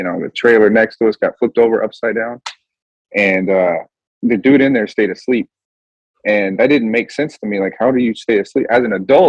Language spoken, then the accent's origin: English; Kansas, United States; moved away as an adult; now in West Coast, United States; I'm from Kansas, man. This shit's flat as hell out there.